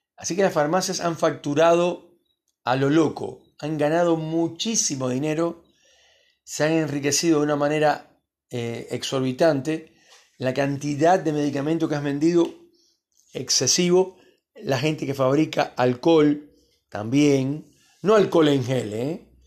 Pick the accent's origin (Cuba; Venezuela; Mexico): Cuba; also born or lived in Miami; now in Argentina; yo soy de origen cubano